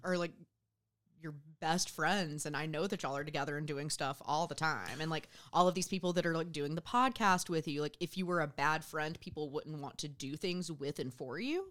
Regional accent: Southwest Georgia, United States; moved away as an adult; I grew up in Southwest Georgia.

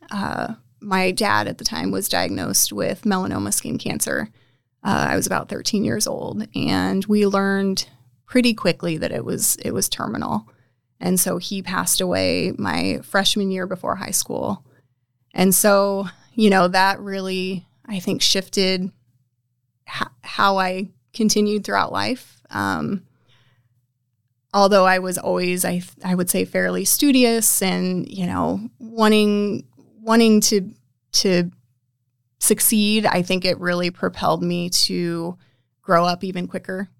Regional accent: North Platte, Nebraska, United States; I was m, raised in North Platte, smaller town, but not too small

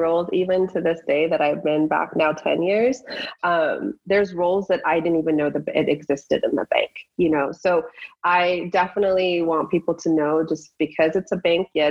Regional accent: Iran; born there; moved away; I was born in Iran and I came here and, you know, seeing that culture

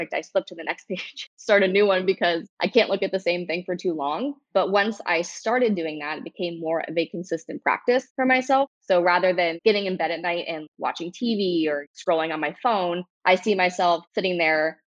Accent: Cincinnati, Ohio, United States; now in Dayton, United States; I've lived in Dayton for, 8 years now. I moved from Cincinnati, so Ohio native.

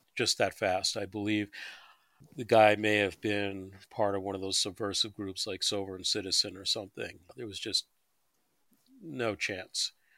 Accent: New York, United States; moved away; I grew up in New York in the subway system

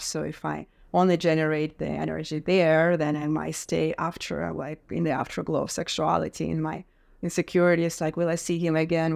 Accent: Russia; moved away; Growing up in Russia

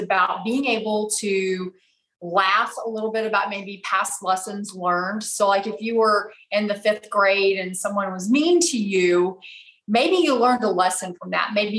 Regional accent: Abilene, Texas, United States; moved away as an adult; I'm originally from Abilene, Texas. So I grew up there, went to college there.

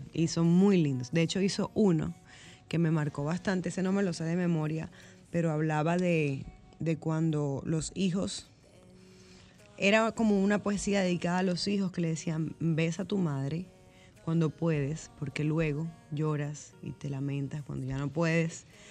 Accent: Barranquilla, Atlántico, Colombia; moved away as an adult; now in Dominican Republic; es mi ciudad donde yo nací

